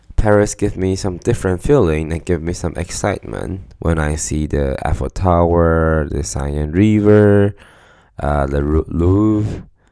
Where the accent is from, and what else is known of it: Taiwan; moved away as an adult; now in Stockholm, Sweden